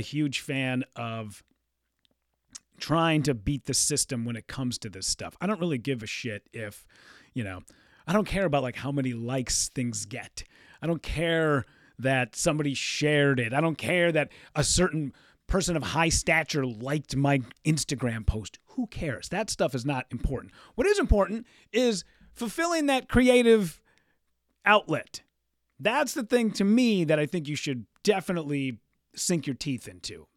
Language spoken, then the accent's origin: English; Hibbing, Minnesota, United States; moved away; my hometown, Hibbing, Minnesota.